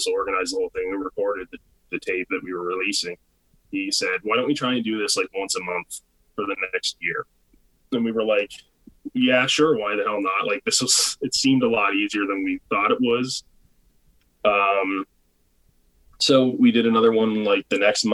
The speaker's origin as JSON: {"language": "English", "town": "Charlottetown", "region": "Prince Edward Island", "country": "Canada", "tie": "born or raised there", "said": "I've lived here my whole life"}